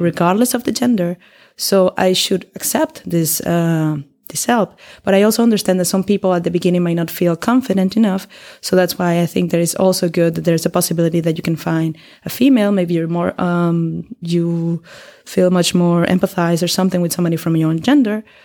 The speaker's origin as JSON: {"language": "English", "country": "Venezuela", "moved": "as an adult", "lives_now": "Berlin, Germany", "said": "I come from Venezuela, and I've been living here in Berlin for three years already."}